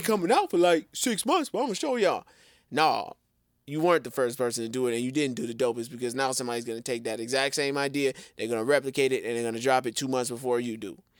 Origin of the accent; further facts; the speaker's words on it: Chicago, Illinois, United States; I'm from the Chi, born and raised